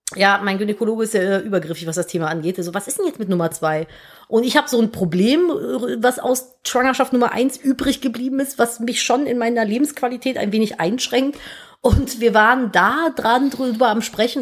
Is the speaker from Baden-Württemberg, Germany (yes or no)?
no; Cologne, North Rhine-Westphalia, Germany; moved away as an adult; Ich musste eine Station mit der U-Bahn immer zur Schule fahren, von Florastraße zu Neusser Straße.